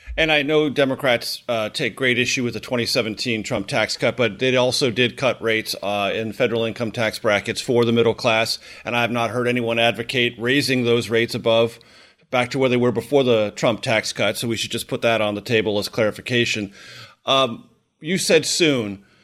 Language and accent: English; Southern California, United States; I grew up in Southern California